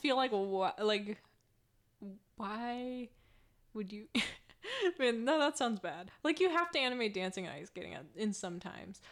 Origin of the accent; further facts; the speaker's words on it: Oregon, United States; we're from Oregon